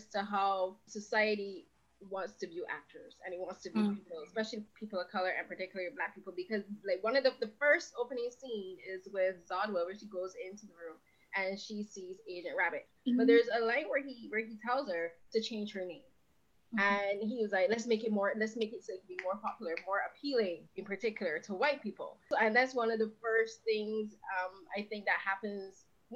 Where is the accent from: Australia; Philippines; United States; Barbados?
Barbados; I'm from Barbados